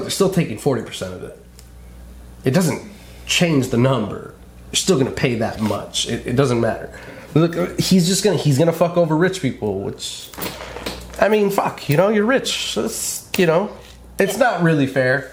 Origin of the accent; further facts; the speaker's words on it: California, United States; moved away; I grew up in California. I was born and bred in California